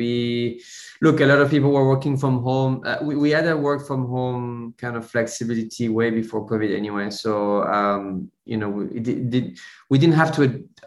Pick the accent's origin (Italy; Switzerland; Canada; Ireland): Switzerland; moved away as an adult; now in London, United Kingdom; I was born in Switzerland. I grew up in Switzerland in a small, very small village surrounded by cows and mountains